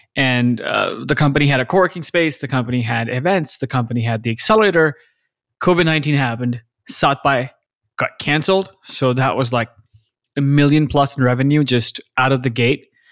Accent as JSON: {"language": "English", "town": "Lahore", "region": "Punjab", "country": "Pakistan", "tie": "born or raised there", "also_born_or_lived": "Austin, Texas", "moved": "as an adult", "lives_now": "United States", "said": "I was born and raised in Lahore, Pakistan. I spent eighteen, nineteen years of my life there"}